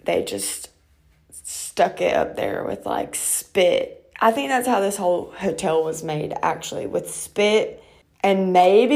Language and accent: English; Georgia, United States; also born or lived in Atlanta, Georgia / South Carolina; if you travel 3 hours south to my hometown